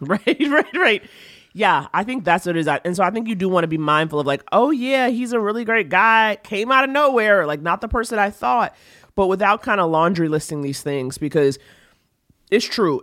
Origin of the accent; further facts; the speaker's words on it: New York, United States; me as a New Yorker